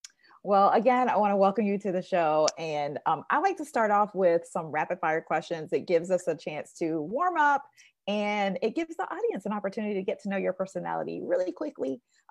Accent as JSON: {"language": "English", "region": "Texas", "country": "United States", "tie": "born or raised there", "said": "I know that you are from my home state. I believe everything is better in Texas."}